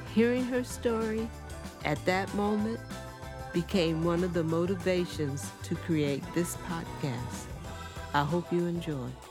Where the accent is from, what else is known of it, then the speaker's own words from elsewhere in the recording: San Francisco Bay Area, California, United States; my journey growing up in the San Francisco, Oakland Bay Area